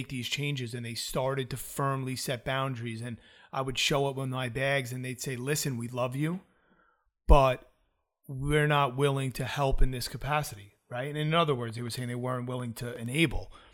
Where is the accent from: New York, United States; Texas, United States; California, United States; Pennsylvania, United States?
New York, United States; also born or lived in South Florida; I'm from New York